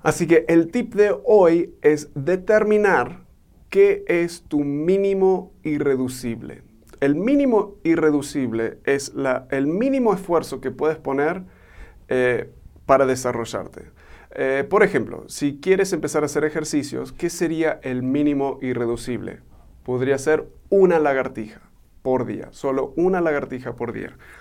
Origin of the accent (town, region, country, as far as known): Argentina; born or raised there; also born or lived in United States; now in Mexico